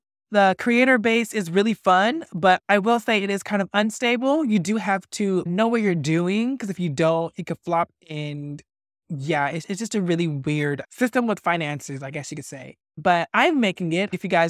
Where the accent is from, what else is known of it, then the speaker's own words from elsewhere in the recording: Fresno, California, United States; also born or lived in Tulare; now in Los Angeles, United States; I am originally from Fresno, and then I moved to this little town called Tulare due to some family issues.